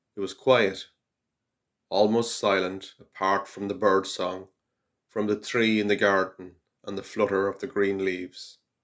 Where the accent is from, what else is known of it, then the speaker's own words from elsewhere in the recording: Carrigallen, Connacht, Ireland; I'm from Carrigallen in County Leitrim